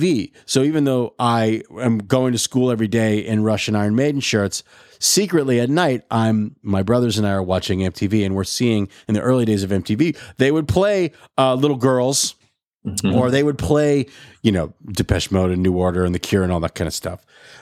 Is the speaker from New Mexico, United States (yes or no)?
yes; Albuquerque, New Mexico, United States; I grew up in Albuquerque, New Mexico